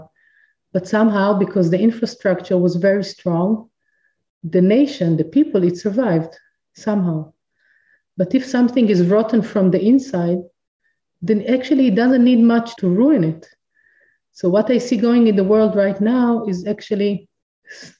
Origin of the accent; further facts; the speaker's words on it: Israel; I'm from Israel